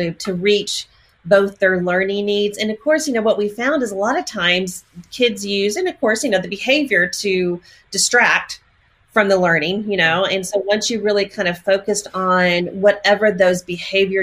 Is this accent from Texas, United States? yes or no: yes; Texas, United States; moved away as an adult; now in Oklahoma, United States; born and raised in Texas. And yes, I know I live in Oklahoma